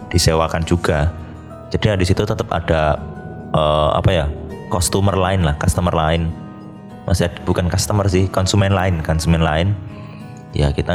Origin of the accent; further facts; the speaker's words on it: Banyuwangi, East Java, Indonesia; dan itu pun kita kan dari Banyuwangi ya maksudnya yang dari luar Surabaya tuh ya